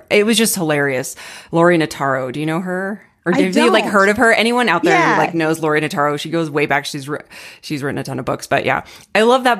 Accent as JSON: {"language": "English", "region": "Arizona", "country": "United States", "tie": "born or raised there", "moved": "yes", "lives_now": "Denver, United States", "said": "I grew up in Arizona"}